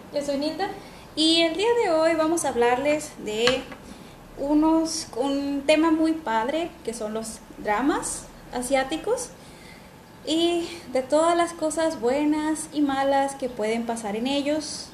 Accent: northern Mexico, Mexico; las creadoras somos del norte de México

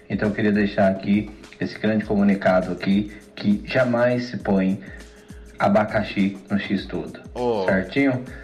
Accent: Goiás, Brazil; sou aqui de Goiás, estou aqui acompanhando a live aqui neste momento.

